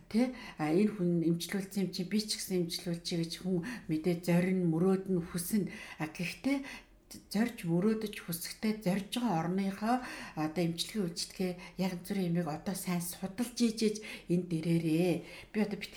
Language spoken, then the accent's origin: Mongolian; Mongolia